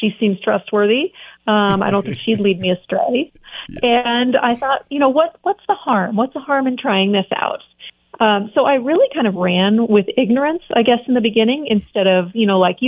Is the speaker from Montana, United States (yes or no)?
yes; Montana, United States; born or raised there; also born or lived in California / Pennsylvania / Seattle